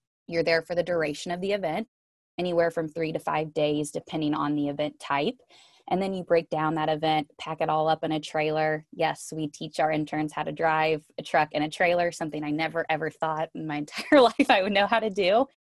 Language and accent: English; Missouri, United States; now in Atlanta, United States; I joked that when I moved to Atlanta from Missouri, I obviously had to pack up a U-Haul with all of my stuff